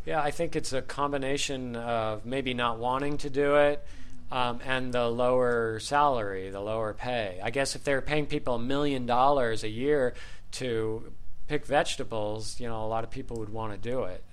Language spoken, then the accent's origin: English; Los Angeles, California, United States; as an American, and of course living here all my life